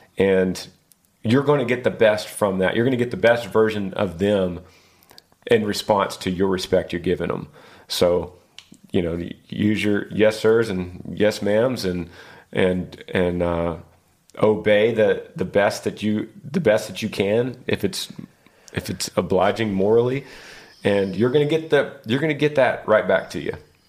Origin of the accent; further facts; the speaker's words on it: Battle Ground, Washington, United States; I'm from Battleground, Washington.